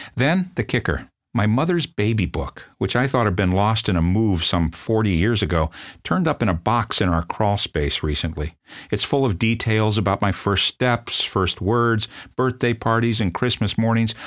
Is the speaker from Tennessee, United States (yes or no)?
no; South Bend, Indiana, United States; I'm from South Bend, Indiana